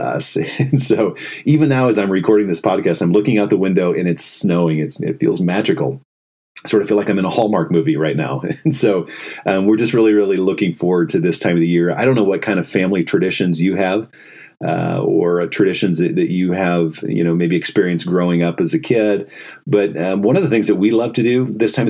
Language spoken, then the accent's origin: English; Indiana, United States; now in Ann Arbor, United States; I grew up in Indiana